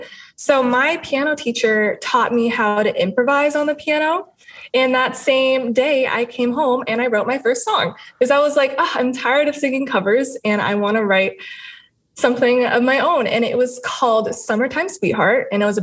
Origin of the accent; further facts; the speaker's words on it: United States; as well as Latin influences as well, because I'm Cuban American.